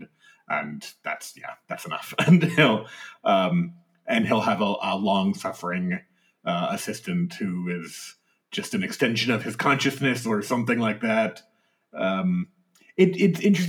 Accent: United States; as an American

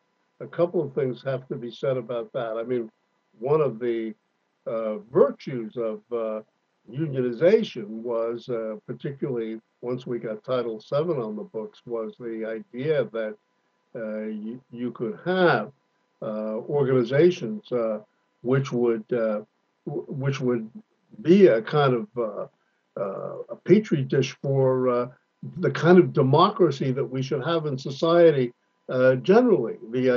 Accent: California, United States; particularly as a Californian

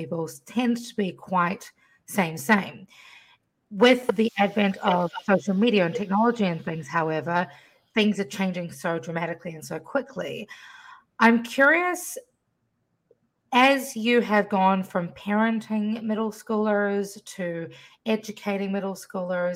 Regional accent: New Zealand; also born or lived in Fiji; now in Washington, D.C. area, United States; I was raised in a different country to the States. I grew up in New Zealand, between New Zealand and Fiji

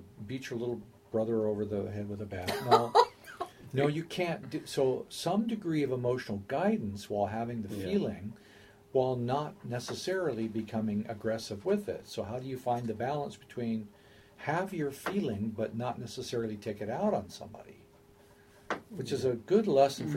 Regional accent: United States; I'm an American

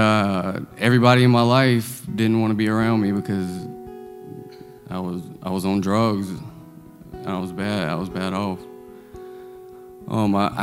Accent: Greensboro, North Carolina, United States; I'm from Greensboro, North Carolina, 28 years old

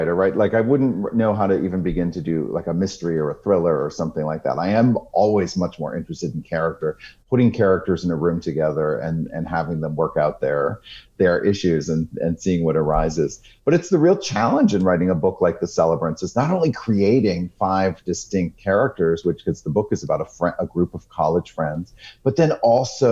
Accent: South Portland, Maine, United States; my hometown library in South Portland, Maine

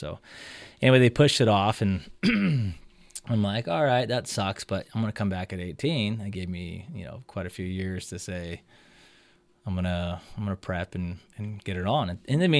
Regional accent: Hawaii, United States; Oh, I had no hair, man. I'm Hawaiian, man. This stuff grows in when you're like 30.

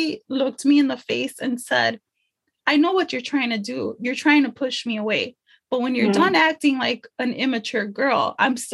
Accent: Chicago, Illinois, United States; For all my Chicago people, I grew up in Little Village.

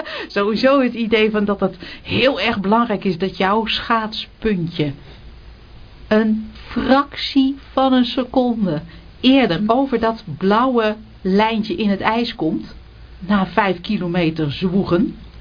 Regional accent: Netherlands; wij zijn ook Nederlanders.

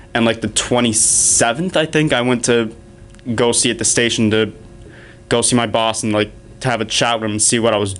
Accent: Cape Breton, Nova Scotia, Canada; moved away as an adult; now in Hamilton, Canada; I'm originally from Cape Breton, Nova Scotia

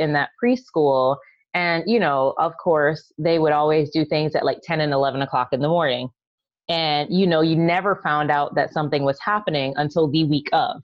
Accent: Barbados; moved away as an adult; also born or lived in New York; now in Atlanta, United States; I grew up in Barbados

